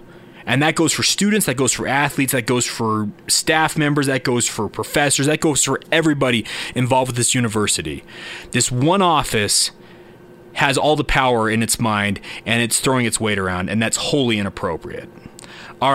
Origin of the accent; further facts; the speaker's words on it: Orem, Utah, United States; I grew up in Orem, Utah. I grew up miles away from the school.